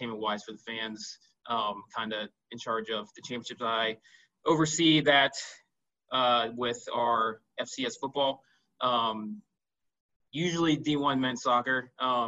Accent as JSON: {"language": "English", "town": "Youngstown", "region": "Ohio", "country": "United States", "said": "I am from Youngstown, Ohio."}